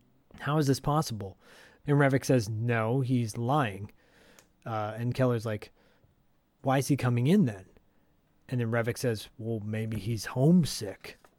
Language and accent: English; Canada; But I'm Canadian and you're Canadian and you're supposed to be nice.